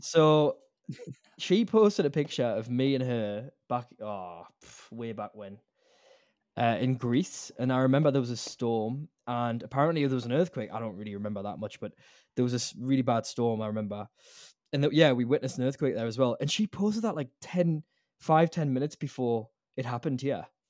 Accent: Newcastle upon Tyne, North East England, United Kingdom; now in Australia; I'm from the UK, mate, like from Newcastle

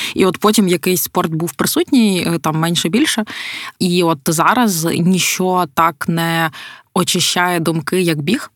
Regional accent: Podillia, Ukraine; ми ж ми ж з Поділля

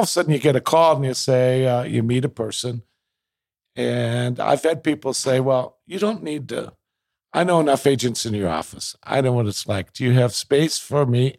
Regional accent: Minneapolis, Minnesota, United States; also born or lived in Edina, Minnesota; I grew up in South Minneapolis

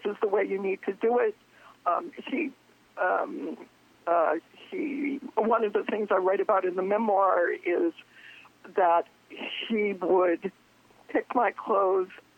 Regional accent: Downey, California, United States; I was raised in Southern California, a small, extremely conservative, very Christian town called Downey, outside of the greater LA area.

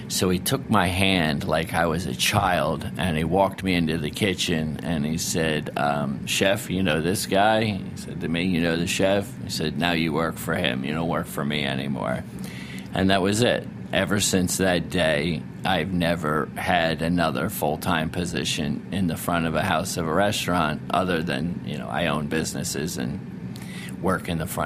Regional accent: Narragansett, Rhode Island, United States; Uh, and when I grew up in Rhode Island, um, I grew up in a little town called Narragansett, Rhode Island, and Point Judith is in Narragansett, and that's the fishing port of Rhode Island.

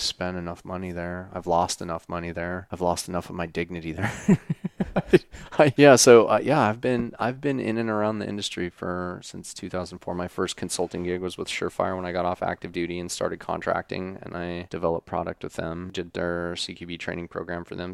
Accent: Wyoming, United States; moved away; I grew up in Wyoming on a ranch

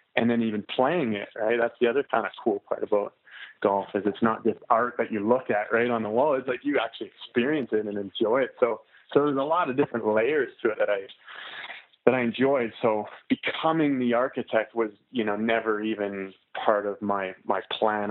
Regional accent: Canmore, Alberta, Canada; I'm from Canada. I'm from uh, a small town called Canmore. It's in Alberta.

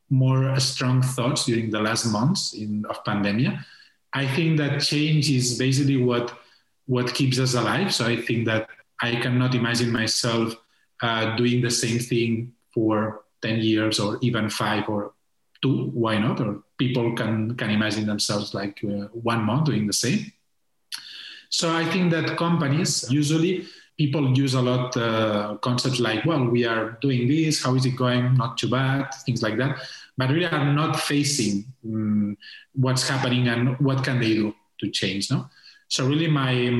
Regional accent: Tarragona, Catalonia, Spain; English is a second language; moved away as an adult; also born or lived in Barcelona; I'm in Tarragona, where is my hometown.

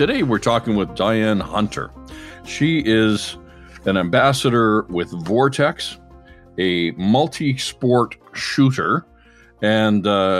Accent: Canada; I'm a Canadian journalist, chef, hunter, fisherman, and wild game cook.

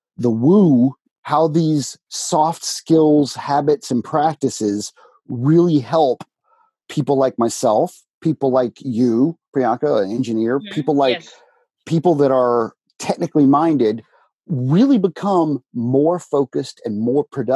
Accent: Alabama, United States; I was born in the South of America, United States of America, Alabama. Went to an Alabama high school

